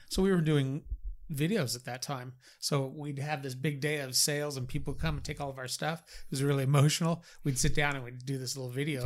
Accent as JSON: {"language": "English", "region": "California", "country": "United States", "tie": "born or raised there", "said": "I was born and raised in California"}